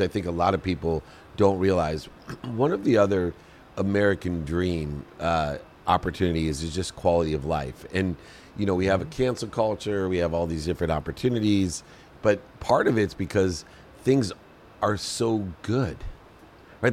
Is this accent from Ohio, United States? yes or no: yes; Akron, Ohio, United States; I grew up in Akron, Ohio, with a single mom, six kids